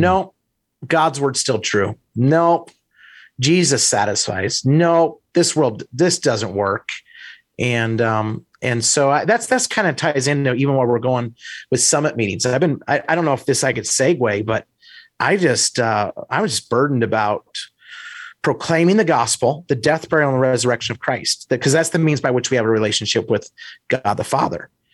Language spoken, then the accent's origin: English; Idaho, United States; moved away as an adult; also born or lived in Wisconsin; I grew up in Idaho